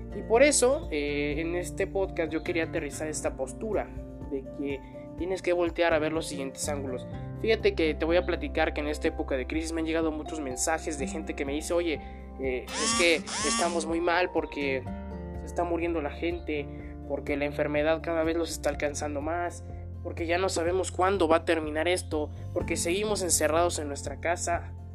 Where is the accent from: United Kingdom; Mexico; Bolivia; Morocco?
Mexico; así somos los mexicanos